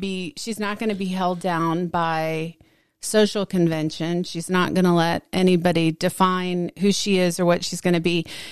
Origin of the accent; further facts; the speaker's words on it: Dallas, Texas, United States; I grew up very insulated in Dallas.